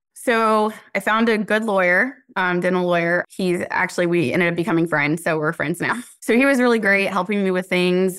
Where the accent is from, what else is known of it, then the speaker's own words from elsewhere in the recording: Cary, North Carolina, United States; also born or lived in Garner, North Carolina; I grew up in Cary